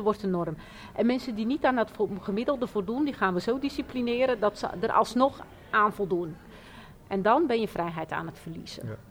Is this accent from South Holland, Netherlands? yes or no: yes; Rotterdam, South Holland, Netherlands; ik kom uit Rotterdam